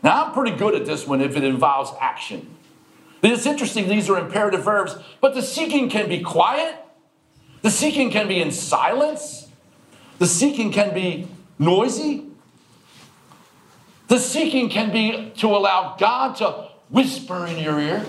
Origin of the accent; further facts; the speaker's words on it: Baltimore, Maryland, United States; I was born and raised in Baltimore